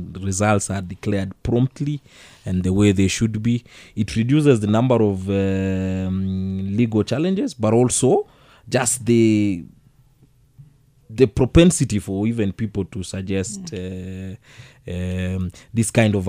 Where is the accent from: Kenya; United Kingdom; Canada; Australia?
Kenya; as a Kenyan